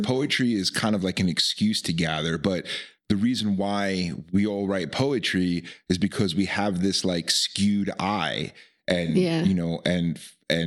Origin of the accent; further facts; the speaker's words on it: Long Island, New York, United States; moved away as an adult; now in Nevada City, United States; I grew up on Long Island